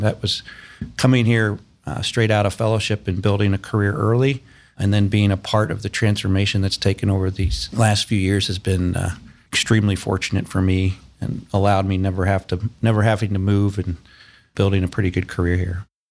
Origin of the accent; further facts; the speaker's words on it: Fayetteville, Arkansas, United States; moved away as an adult; also born or lived in Boston; now in Columbus, United States; I grew up in Fayetteville, Arkansas